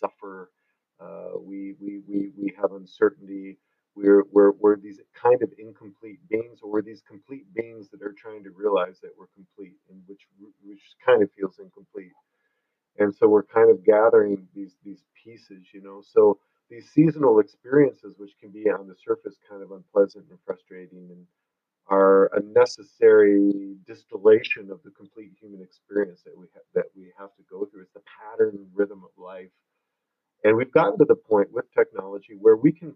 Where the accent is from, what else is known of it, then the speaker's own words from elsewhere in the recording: Michigan, United States; moved away as an adult; now in Sedona, United States; I was raised in Michigan.